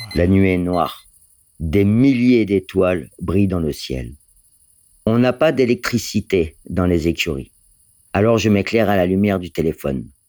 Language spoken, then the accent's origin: French; Porto-Vecchio, Corsica, France; moved away as an adult; now in Folelli, France; Je suis de Porto Vecchio, au sud de la Corse